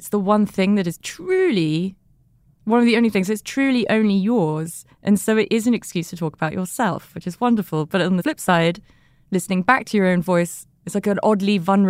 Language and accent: English; London, United Kingdom; I'm from London.